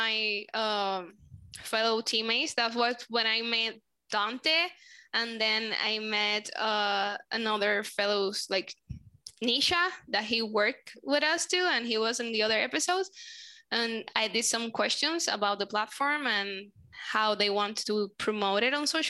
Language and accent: English; Puerto Rico; first language Spanish; English is a second language; I'm from Puerto Rico. My first language is Spanish